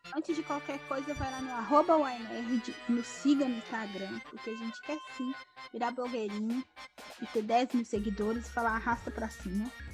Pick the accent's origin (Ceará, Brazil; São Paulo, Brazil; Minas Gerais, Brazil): Minas Gerais, Brazil; a gente é mineiro